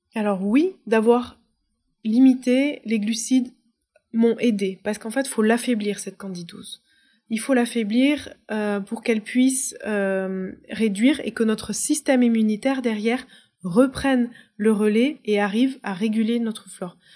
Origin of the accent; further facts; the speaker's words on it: France; moved away as an adult; J'ai été déracinée parce que j'ai quitté la France. J'ai quitté la France à 23 ans